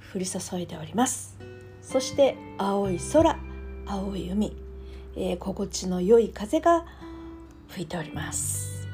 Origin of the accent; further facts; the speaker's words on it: Japan; 私たち日本人日本で生まれた日本で育った日本人